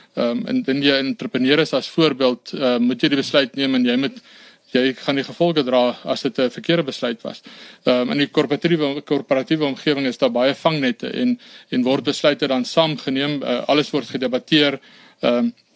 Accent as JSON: {"language": "Afrikaans", "town": "Brits", "region": "North West", "country": "South Africa", "tie": "born or raised there", "said": "ek is gebore in Brits en daar ook gematrikuleer."}